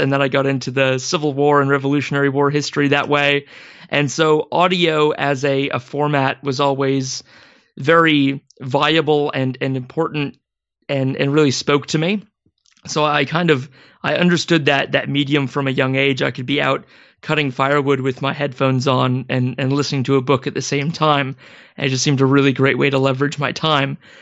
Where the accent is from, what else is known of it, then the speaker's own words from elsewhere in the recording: Maple Valley, Washington, United States; I grew up in Washington State, um, ab-, about as far away from Seattle in a small community called Maple Valley